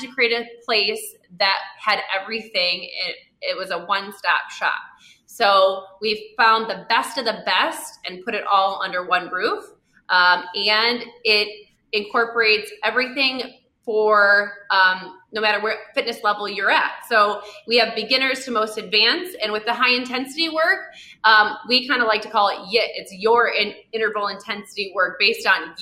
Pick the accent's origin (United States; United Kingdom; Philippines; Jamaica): United States; Haslett, Michigan; moved away as an adult; also born or lived in Los Angeles; we grew up in the Lansing area. We both went to Hazlitt. We grew up in that town.